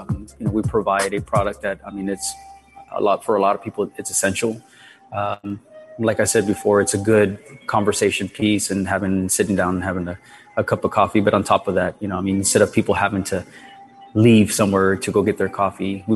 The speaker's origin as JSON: {"language": "English", "town": "Mission", "region": "Texas", "country": "United States", "tie": "born or raised there", "said": "my business is in Mission because I was born and raised in Mission. I went to Mission High School, graduated in 1996"}